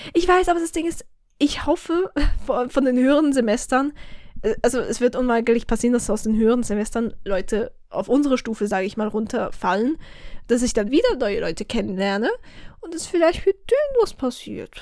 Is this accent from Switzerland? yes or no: yes; Switzerland; accent: Swiss German; first language Swiss German; Ich bin so ein Schweizerdeutsch-Noob. Dabei ist das Muttersprache